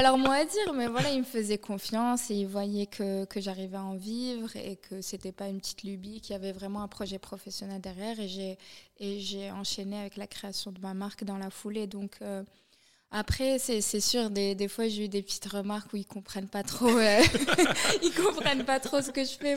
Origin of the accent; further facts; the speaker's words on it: Morocco; moved away as an adult; now in Paris, France; j'ai grandi au Maroc